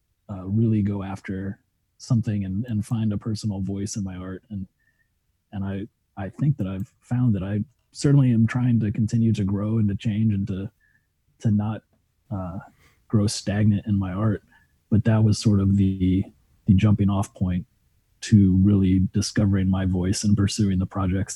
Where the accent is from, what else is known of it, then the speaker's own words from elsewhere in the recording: Germany; growing up in Germany and running around Schloss Frankenstein and my mom reading Frankenstein to me the day after we visited the castle where Mary Shelley was inspired to write it